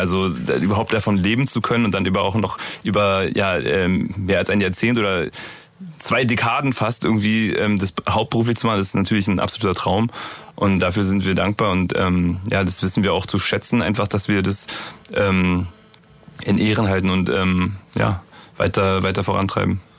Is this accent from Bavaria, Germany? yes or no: no; Berlin, Germany; bei uns in Berlin gibt's Dussmann